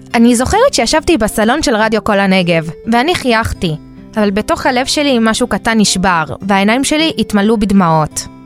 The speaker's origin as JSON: {"language": "Hebrew", "country": "Israel", "tie": "born or raised there", "also_born_or_lived": "Argentina", "said": "נולדנו בארגנטינה וגדלנו בישראל"}